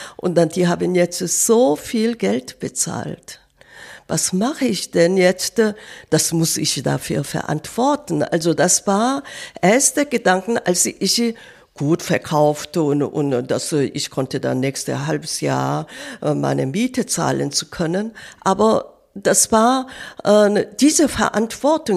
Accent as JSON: {"language": "German", "country": "South Korea", "tie": "born or raised there", "second_language": "German", "moved": "yes", "said": "ich bin Kriegsjahr in Korea geboren."}